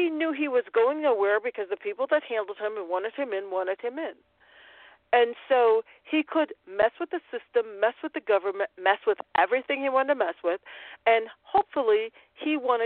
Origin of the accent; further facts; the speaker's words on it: Chicago, Illinois, United States; moved away; I am that person from Chicago, from Illinois, from the Midwest, who understands what middle America looks like really because my parents are still there